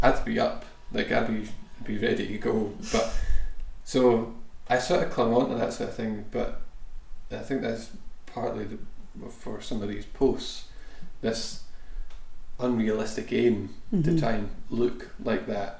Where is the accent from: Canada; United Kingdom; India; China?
United Kingdom; Scotland; me as a Scottish player